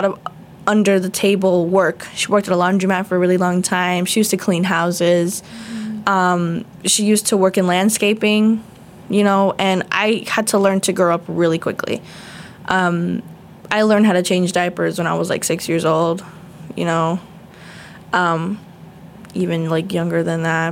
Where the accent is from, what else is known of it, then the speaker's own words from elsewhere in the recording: South Florida, United States; I was born in Hollywood, Florida, but I was raised all over South Florida